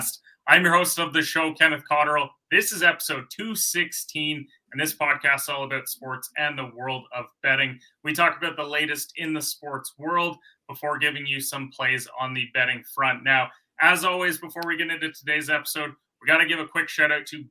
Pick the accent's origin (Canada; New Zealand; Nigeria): Canada; I'm Canadian.